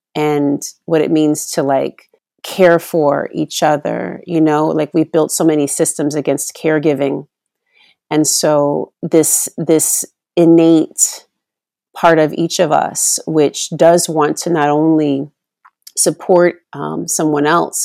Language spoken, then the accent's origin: English; Oakland, California, United States; in the eighties, growing up in Oakland